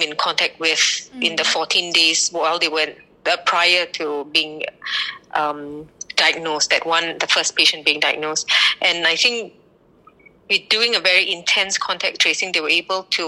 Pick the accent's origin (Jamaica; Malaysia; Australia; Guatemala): Malaysia; also born or lived in United Kingdom / Dublin, Ireland; now in Singapore; So I am originally from Malaysia, but I studied in the UK and spent about 15 years there.